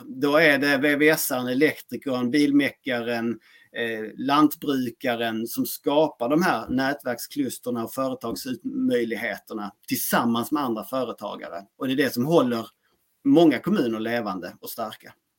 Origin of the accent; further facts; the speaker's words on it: Skåne, Sweden; accent: Skåne dialect (skånska); now in Växjö, Sweden; jag är en man bosatt i Växjö. Eh, uppburen från Skåne egentligen och där har min skånska dialekt som är relativt tydlig